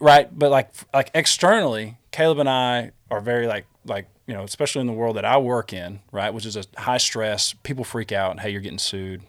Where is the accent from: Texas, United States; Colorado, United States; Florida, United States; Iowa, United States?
Texas, United States; Smyer; we grew up in Smyer